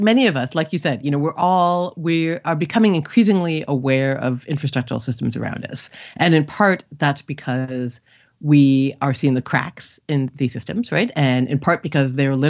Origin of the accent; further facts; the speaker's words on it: Canada; moved away as an adult; also born or lived in India; now in United States; I grew up in Canada, but my parents are immigrants from India